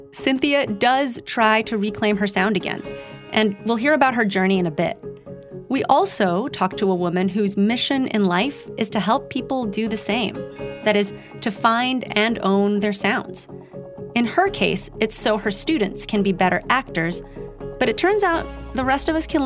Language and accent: English; Philippines; now in United States; grow up here. I grew up in the Philippines, and you know, I've been speaking both English and Tagalog for